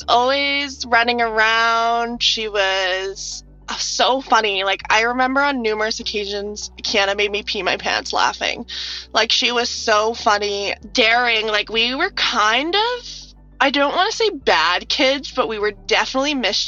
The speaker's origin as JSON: {"language": "English", "town": "Parksville", "region": "British Columbia", "country": "Canada", "tie": "born or raised there", "said": "I'm 22 years old. I'm originally from Parksville"}